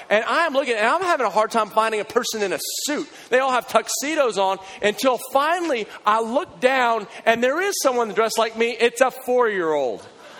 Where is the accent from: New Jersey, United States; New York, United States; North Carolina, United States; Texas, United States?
Texas, United States; now in Waco, United States; And I don't talk in an accent, you know, even though I'm from Texas, no one ever says you have an accent